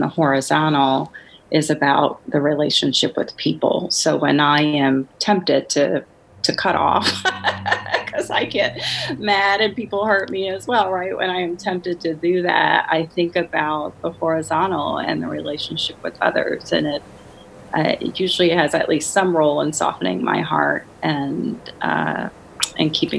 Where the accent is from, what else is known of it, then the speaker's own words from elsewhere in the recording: New Orleans, Louisiana, United States; moved away as an adult; also born or lived in Washington, D.C. / Chicago; I grew up in New Orleans, Louisiana, where there's a heavy, heavy concentration of Catholics